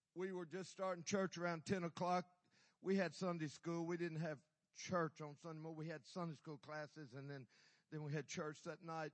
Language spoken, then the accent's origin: English; Carthage, Texas, United States; I'm from Texas, Carthage, Carthage, my hometown.